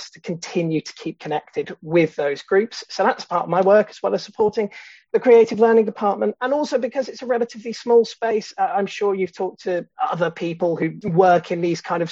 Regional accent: Bath, South West England, United Kingdom; moved away as an adult; now in Bristol, United Kingdom; I was born and raised in Bath

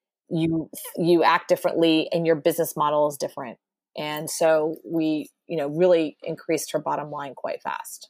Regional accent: Texas, United States; born and raised Texas

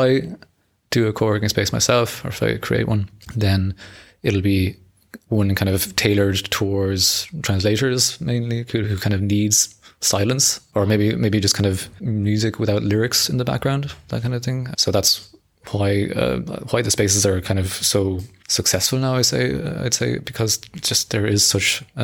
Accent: Ireland; moved away as an adult; I am from Ireland, but I've been here for 15 years, or 15 or 16 years

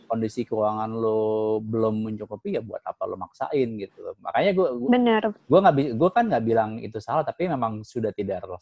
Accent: Java, Indonesia; oh iya kita tuh harus pakai budaya karena kita tuh orang Jawa

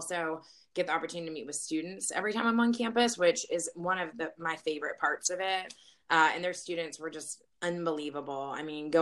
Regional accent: Virginia, United States; I'm from Virginia originally

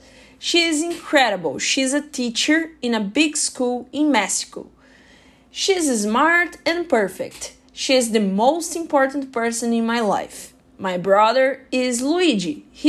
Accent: Brazil; English is a second language; moved away as an adult; now in Canada; I'm 26 years old. I am an engineer. I'm from Brazil and I am here in Canada for new opportunities.

